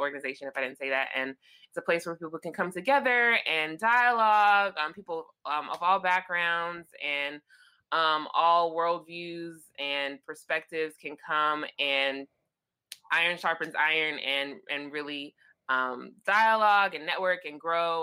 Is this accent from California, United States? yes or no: yes; Los Angeles, California, United States; I am from Los Angeles. That is where I am now